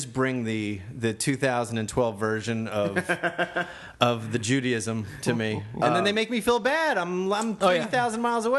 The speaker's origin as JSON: {"language": "English", "town": "Lakewood", "region": "New Jersey", "country": "United States", "tie": "born or raised there", "said": "I grew up in New Jersey."}